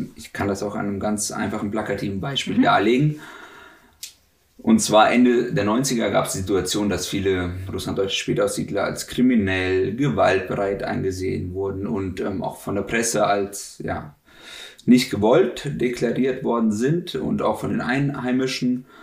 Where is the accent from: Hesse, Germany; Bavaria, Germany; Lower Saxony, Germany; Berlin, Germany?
Hesse, Germany; Wetzlar; born or raised there; first language German; also born or lived in Russia